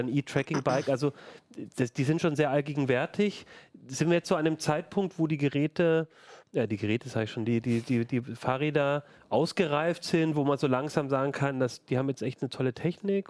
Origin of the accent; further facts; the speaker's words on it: Ulm, Baden-Württemberg, Germany; now in Hanover, Germany; in meiner Heimatstadt Ulm